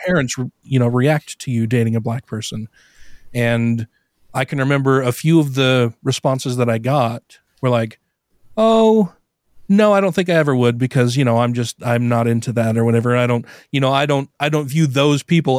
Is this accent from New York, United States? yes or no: no; Brigham City, Utah, United States; I grew up here in Utah. I was born in Brigham City, northern Utah